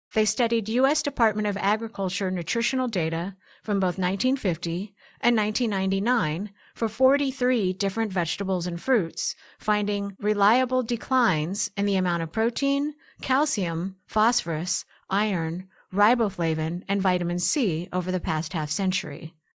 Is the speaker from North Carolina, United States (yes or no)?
no; Portland, Oregon, United States; where I grew up in Portland, Oregon